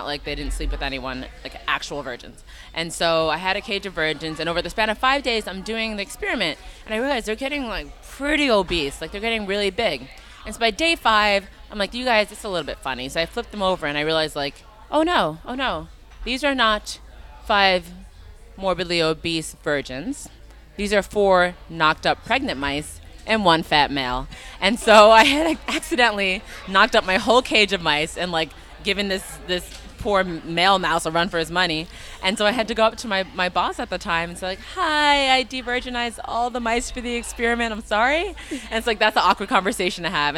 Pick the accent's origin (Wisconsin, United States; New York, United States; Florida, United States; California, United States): New York, United States; I'm a New Yorker, like through and through